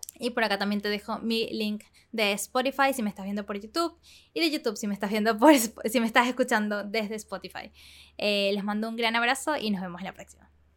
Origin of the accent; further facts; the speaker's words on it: Venezuela; moved away as an adult; now in Panama; crecí en Venezuela hasta que cumplí 17 y me mudé a Panamá